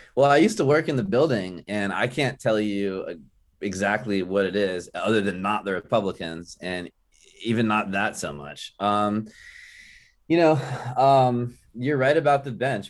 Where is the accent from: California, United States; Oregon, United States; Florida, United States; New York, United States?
Florida, United States; Tampa; now in Tallahassee, United States; in South Tampa, in Tampa where I grew up, the Tampa Bay area